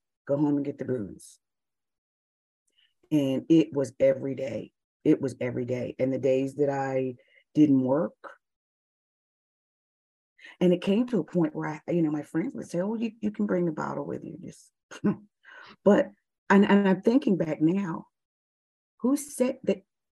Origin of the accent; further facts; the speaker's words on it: United States; also born or lived in Dubai; being an American